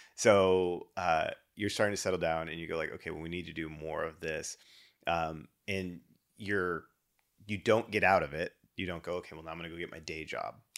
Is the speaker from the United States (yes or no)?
yes; Dallas, Texas, United States; moved away as an adult; also born or lived in Shreveport, Louisiana / Denver; now in Houston, United States; grew up in D F W. Um, so that was my childhood pretty much all the way through college.